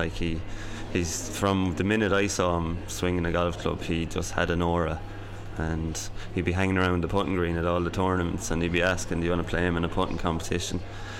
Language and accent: English; Thurles, Munster, Ireland; No, I'm from Thurles in County Tipperary